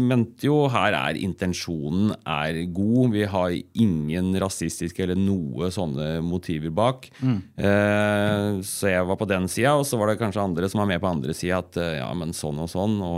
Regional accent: Eina, Innlandet, Norway; now in Kapp, Norway; Jeg er jo opprinnelig fra Eina

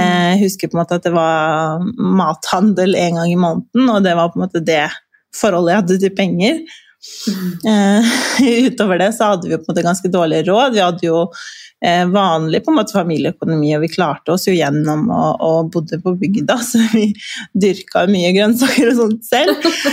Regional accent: Kosovo; now in Norway; jeg vokste jo opp i Kosovo

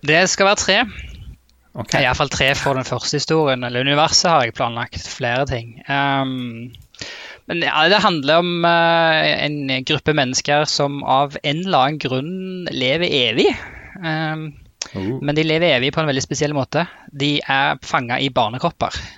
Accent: Rogaland, Norway; accent: Rogaland-Stavanger dialect; moved away as an adult; also born or lived in Ålgård / Trondheim; now in Oslo, Norway; dialekten min er jo Rogaland-Stavanger-dialekt. Eh, familien min bor fremdeles på et sted som heter Ålgård

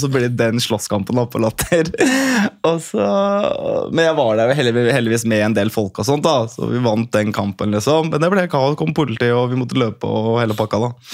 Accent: Oslo, Norway; moved away as an adult; also born or lived in Bergen; jeg vokste opp eh, på Bøler, Oslo

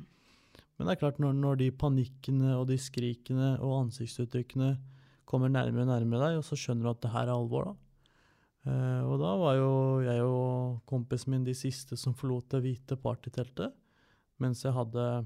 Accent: Toten, Innlandet, Norway; jeg født og oppvokst på Toten

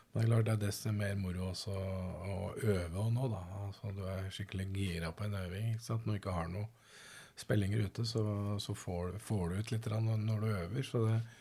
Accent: Østfold, Norway; moved away; also born or lived in London; Jeg er oppvokst i Østfold

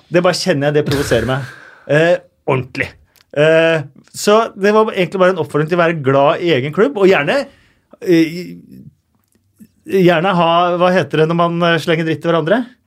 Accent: Oslo, Norway; jeg er fra Oslo

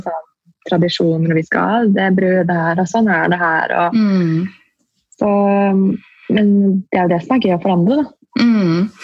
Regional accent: Oslo, Norway; da var jeg bare hjemme i Oslo

